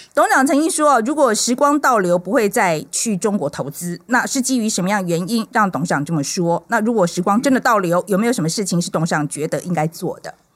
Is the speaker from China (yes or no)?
no; Taiwan; 我们台湾人要学，要，要团结